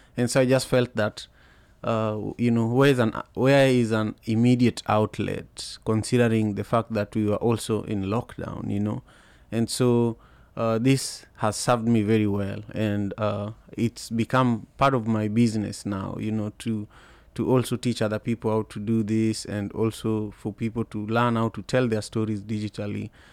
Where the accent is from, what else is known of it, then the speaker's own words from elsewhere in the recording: Kenya; moved away as an adult; now in United States; I grew up in Kenya